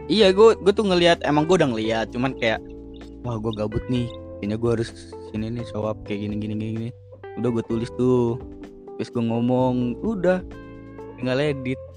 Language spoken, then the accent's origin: Indonesian; Java, Indonesia; Gue orang Jawa nih masalahnya iya, anjir.